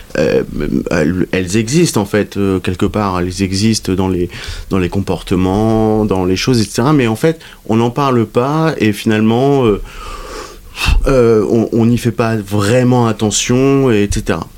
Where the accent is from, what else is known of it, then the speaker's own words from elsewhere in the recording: France; je suis français